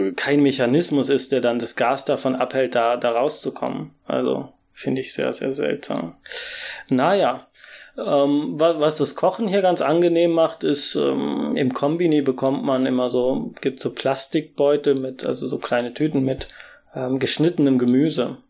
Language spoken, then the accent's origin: German; Germany; moved away as an adult; now in Japan